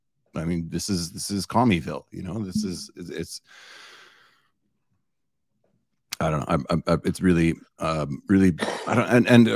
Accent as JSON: {"language": "English", "country": "Canada", "said": "as a Canadian"}